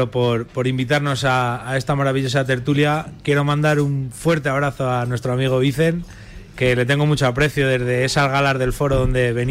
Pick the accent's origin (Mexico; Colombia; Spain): Spain; Colmenar Viejo, Community of Madrid; Colmenar Viejo, mi pueblo